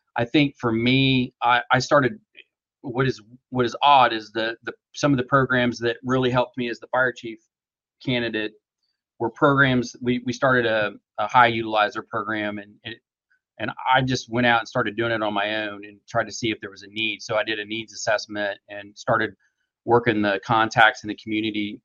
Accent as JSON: {"language": "English", "region": "small town in middle of Oklahoma", "country": "United States", "tie": "born or raised there", "lives_now": "Tulsa, United States", "said": "I was born in Tulsa, but we progressively moved to the country, and so um, I went to a small town in uh, kind of middle of Oklahoma. Uh, graduated high school there"}